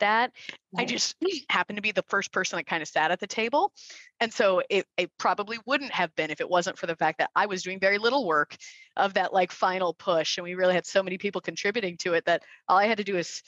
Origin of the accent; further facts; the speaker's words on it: West Valley, Arizona, United States; I was from the West Valley